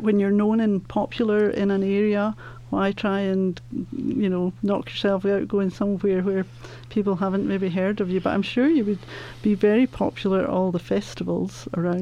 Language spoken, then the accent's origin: English; Scotland, United Kingdom; now in Colorado, United States; I'm Scottish